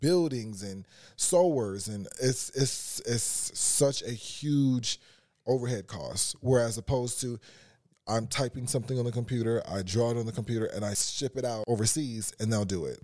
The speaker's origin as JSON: {"language": "English", "town": "Carson", "region": "California", "country": "United States", "said": "I'm from Carson"}